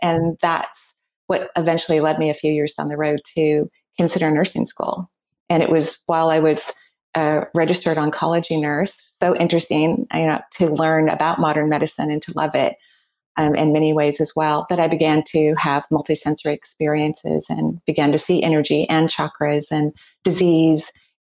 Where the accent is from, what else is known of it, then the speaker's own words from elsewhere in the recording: Seattle, Washington, United States; I'm from the Seattle area, and that's where I'm recording from right now. So I'm born and raised here.